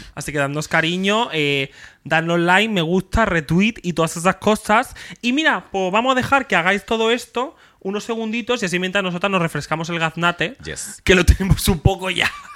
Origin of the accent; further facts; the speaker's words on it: Extremadura, Spain; en mi pueblo había dos colegios y dos institutos y básicamente de un del Sotomayor y Terrazas te ibas al Carande